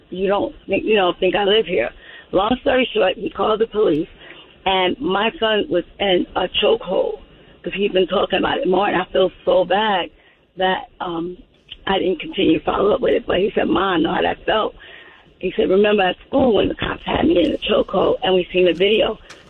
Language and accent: English; New York, United States; now in Georgia, United States; My son went to Georgia State University. We're from New York. Moved down here.